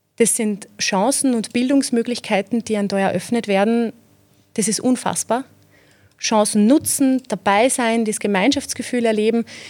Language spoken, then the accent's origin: German; Zeillern, Lower Austria, Austria; accent: Mostviertel; Ich bin aus Zeilan im Bezirk Amstetten